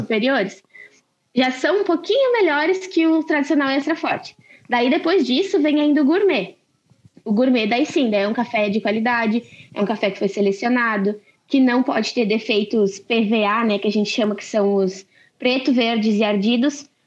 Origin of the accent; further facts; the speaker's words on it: Lajeado, Rio Grande do Sul, Brazil; sou de Lajado